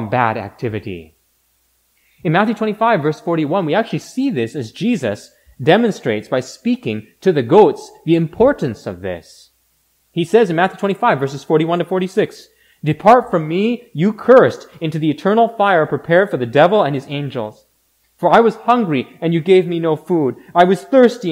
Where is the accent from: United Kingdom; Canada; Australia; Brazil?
Canada; we as Canadians generally define ourselves by what we are not